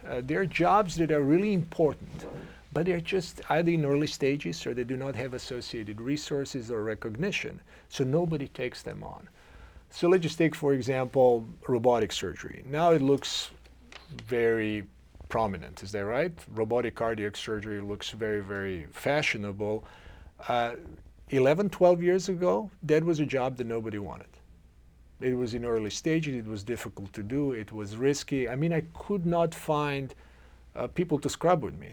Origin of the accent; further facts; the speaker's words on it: Zagreb, City of Zagreb, Croatia; English is a second language; moved away as an adult; now in Cleveland, United States; I come from uh, Zagreb, Croatia, and I grew up with, uh, uh, with my uh, immediate family.